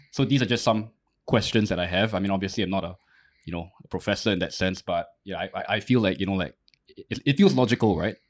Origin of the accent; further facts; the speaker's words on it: Singapore; I didn't choose to kind of be born Singaporean.